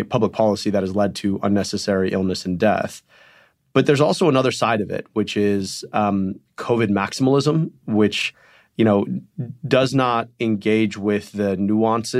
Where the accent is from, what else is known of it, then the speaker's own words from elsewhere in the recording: Michigan, United States; In Michigan, my home state